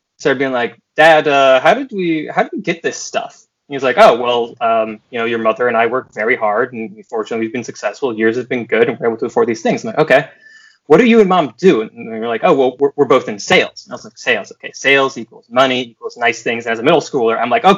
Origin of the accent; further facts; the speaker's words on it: Cape Elizabeth, Maine, United States; also born or lived in Farmington, Maine; So I grew up in Maine, kind of bouncing between Cape Elizabeth outside of Portland and then also the Farmington, Maine area in Midwestern Maine. But we moved around a lot.